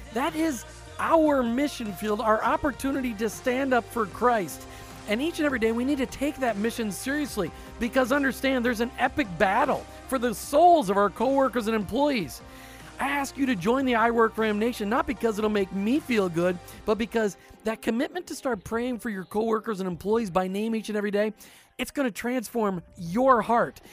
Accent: Midwest, United States; now in Tampa Bay, United States; you and I grew up in the Midwest

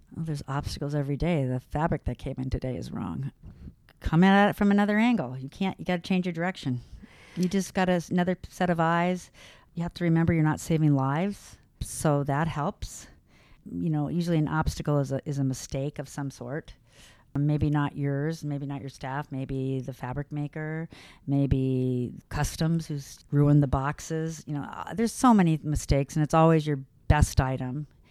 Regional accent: La Jolla, California, United States; moved away as an adult; now in Boston, United States; I grew up in Southern California, in La Jolla, near San Diego, born and raised there.

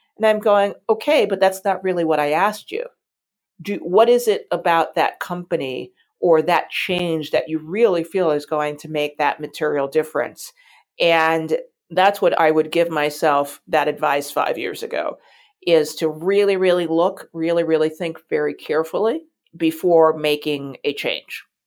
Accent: New York City, New York, United States; I grew up in New York City

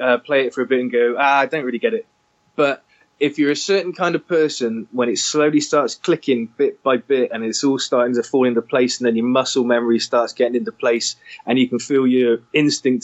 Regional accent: Weston-super-Mare, South West England, United Kingdom; I grew up in Western Supermare

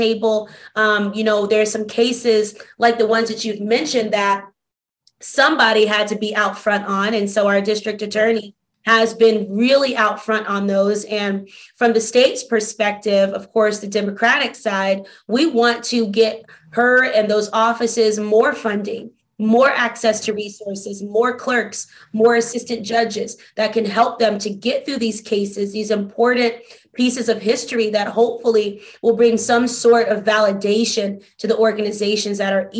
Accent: Albany, Georgia, United States; now in Atlanta, United States; I was born in a small town called Albany, Georgia in the early 90s

